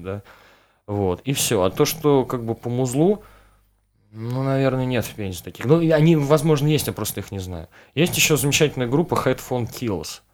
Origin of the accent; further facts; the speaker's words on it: Mokshan, Penza Oblast, Russia; я, вот из Макшана, да, то есть там тоже вот городок никакой.